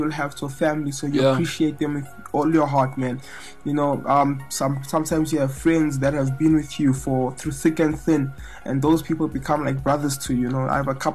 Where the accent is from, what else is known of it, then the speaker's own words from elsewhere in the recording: South Africa; I grew up here in South Africa